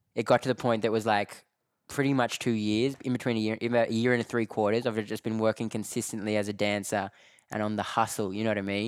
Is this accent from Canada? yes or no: no; Australia; accent: Australian; moved away as an adult; now in London, United Kingdom; I'm from Australia, you know what I mean? And, like, I moved to London early twenty sixteen, never been to Europe in my life.